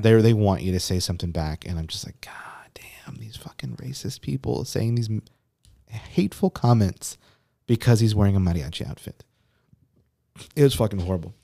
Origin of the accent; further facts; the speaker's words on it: Texas, United States; we're from Texas